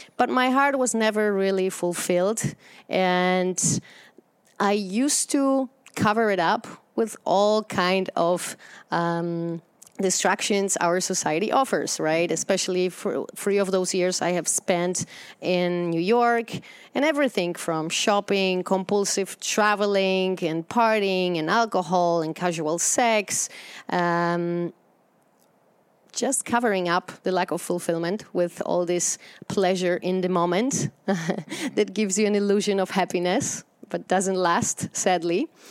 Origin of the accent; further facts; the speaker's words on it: Poland; moved away as an adult; And I grew up in Poland in communism